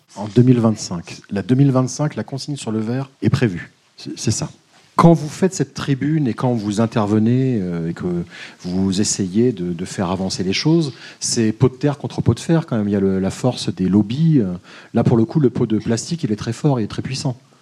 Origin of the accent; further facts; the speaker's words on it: Paris, Île-de-France, France; je suis parisien